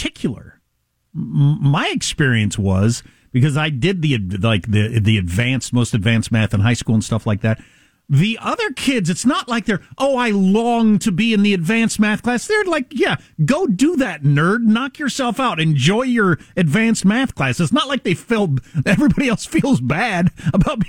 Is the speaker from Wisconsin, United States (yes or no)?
yes; Wisconsin, United States; moved away; also born or lived in South Dakota / Kansas; I was born in South Dakota, grew up in Wisconsin, then Kansas